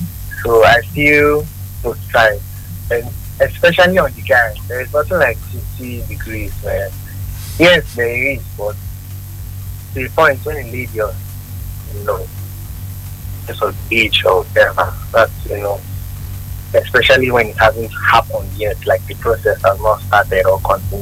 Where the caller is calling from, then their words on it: Abuja, Federal Capital Territory, Nigeria; calling from Abuja.